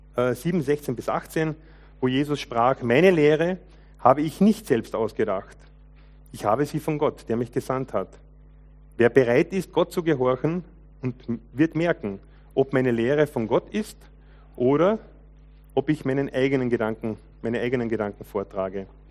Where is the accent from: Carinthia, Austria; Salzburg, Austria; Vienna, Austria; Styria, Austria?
Carinthia, Austria; Lower; Ich bin ja als junger Mensch aufgewachsen im Kärntner Unterland, zweisprachiges Gebiet